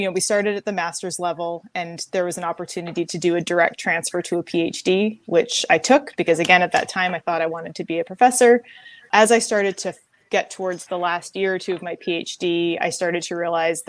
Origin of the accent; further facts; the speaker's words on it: Victoria, British Columbia, Canada; moved away as an adult; I was born and raised in Victoria, BC, Canada.